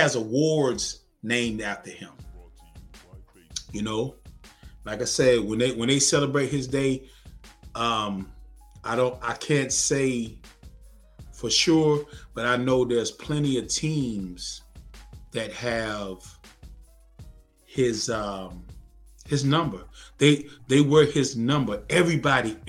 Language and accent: English; United States; we're American citizens. We're American citizens. I was born and raised here